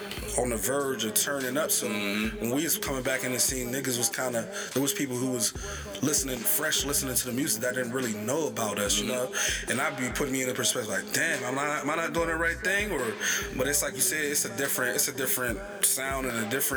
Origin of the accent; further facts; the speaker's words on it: Braddock, Pennsylvania, United States; I'm from Braddock